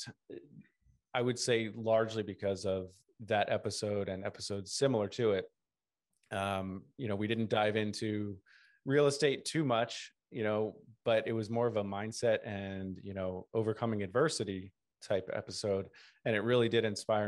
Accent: Baltimore, Maryland, United States; I'm from the Baltimore area

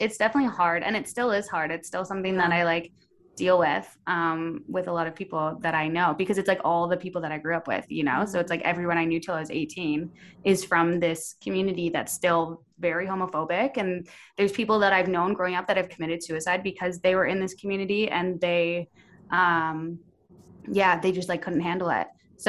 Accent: Ontario, Canada; now in Edmonton, Canada; So I moved to Edmonton from Ontario, and they gave me my paperwork to go to the church over there

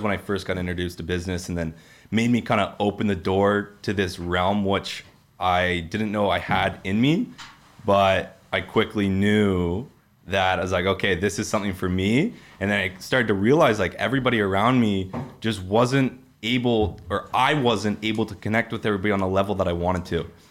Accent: Peterborough, Ontario, Canada; now in Toronto, Canada; I'm unfortunately from Peterborough

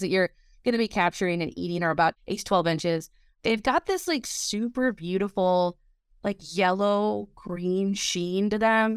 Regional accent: Wisconsin border, Midwest, United States; moved away; I grew up around the Illinois, Wisconsin border

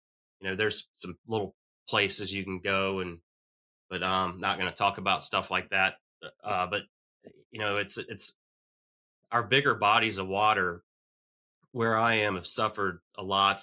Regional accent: Virginia, United States; I grew up on the James River and the New River in my backyard

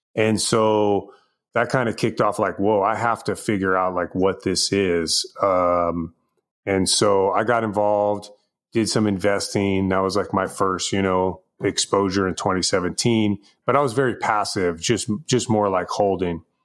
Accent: Bay Area, California, United States; now in Los Angeles, United States; I was born and raised in the Bay Area. Um, I live in Los Angeles area now

